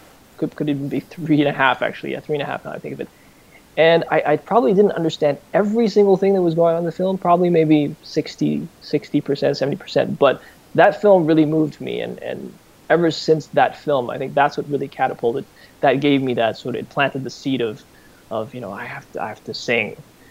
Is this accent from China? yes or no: yes; China; moved away; also born or lived in Hawaii, United States; I was born in Hawaii, after that, when I was 5 or 6, naturally my parents wanted, well, especially my father, he was quite adamant that we should move to China.